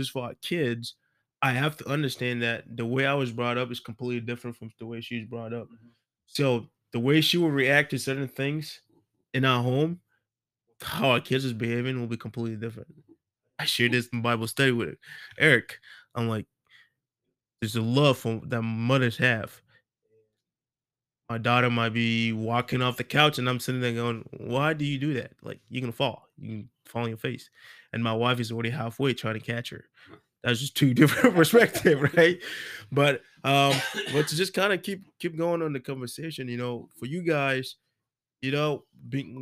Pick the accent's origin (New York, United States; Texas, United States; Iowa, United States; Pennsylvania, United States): Iowa, United States; Iowa City; growing up in Iowa City. My high school was pretty diverse